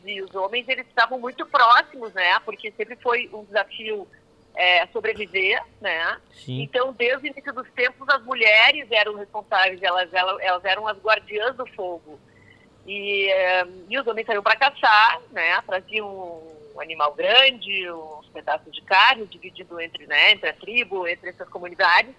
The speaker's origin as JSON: {"language": "Portuguese", "town": "Passo Fundo", "region": "Rio Grande do Sul", "country": "Brazil", "moved": "yes", "lives_now": "São Paulo, Brazil", "said": "eu sou gaúcha de Passo Fundo"}